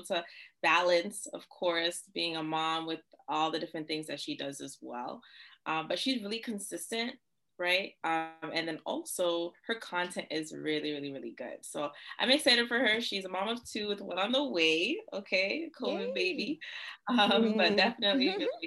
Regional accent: Toronto, Ontario, Canada; I'm from Toronto

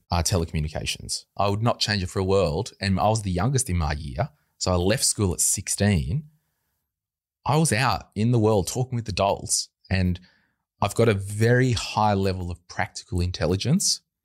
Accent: Berkeley Vale, New South Wales, Australia; we grew up at Berkeley Vale. Lived yep. in one house for the first twenty five years

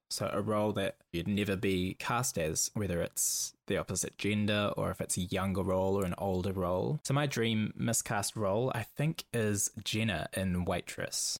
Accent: Auckland, New Zealand; I grew up in Auckland, New Zealand

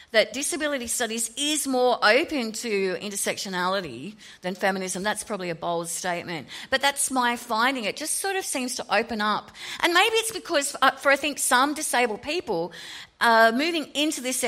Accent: Sydney, New South Wales, Australia; moved away as an adult; now in Melbourne, Australia; I grew up in Sydney. I now live in Melbourne.

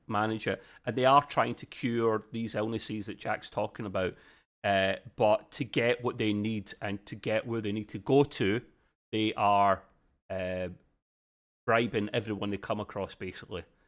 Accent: Australia; accent: thick Aussie; my accent

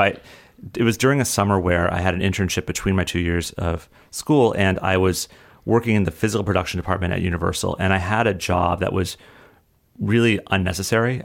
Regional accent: Colorado, United States; moved away; growing up in Colorado, I would write sh, stories

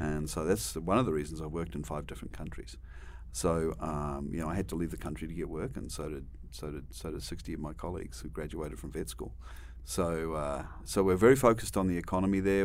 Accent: New Zealand; moved away as an adult; also born or lived in Australia; now in United States; I grew up in New Zealand

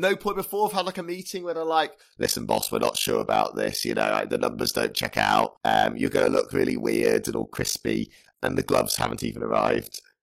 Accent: United Kingdom; we're British

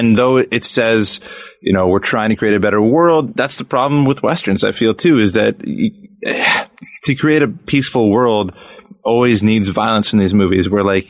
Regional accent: Australia; And I'm an actor from Australia, so I can help you out.

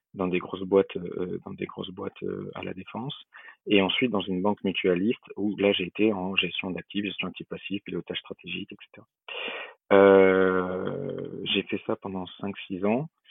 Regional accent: Bordeaux, Nouvelle-Aquitaine, France; moved away; also born or lived in Lyon; je suis bordelais d'origine, donc le truc que tout le monde appelle pain au chocolat, chez moi c'est une chocolatine

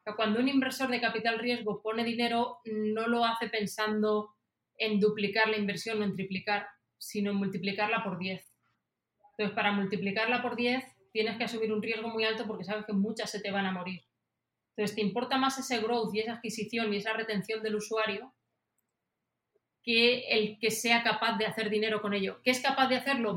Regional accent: Spain; moved away as an adult; also born or lived in Silicon Valley; now in Miami, United States; yo también lo tengo como española

